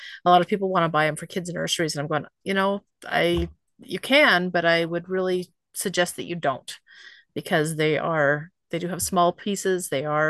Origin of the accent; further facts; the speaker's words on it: Oregon, United States; Growing up in Oregon